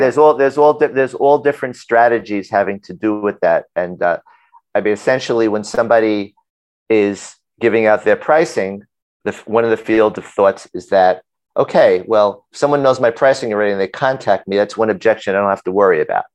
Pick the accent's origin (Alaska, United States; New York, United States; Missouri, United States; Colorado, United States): New York, United States; New York City; I grew up in Brooklyn